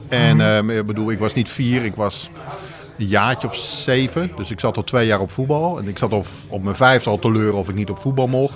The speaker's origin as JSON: {"language": "Dutch", "region": "Maarssen area near Utrecht", "country": "Netherlands", "tie": "born or raised there", "also_born_or_lived": "Alkmaar", "moved": "yes", "said": "ik ben hier op een kilometer van 10 vandaan geboren."}